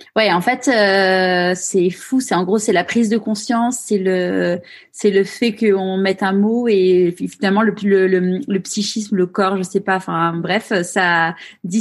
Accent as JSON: {"language": "French", "town": "Paris", "region": "Île-de-France", "country": "France", "tie": "born or raised there", "moved": "as an adult", "lives_now": "Marseille, France", "said": "je suis née à Paris, mais c'est vrai que je me suis évadée"}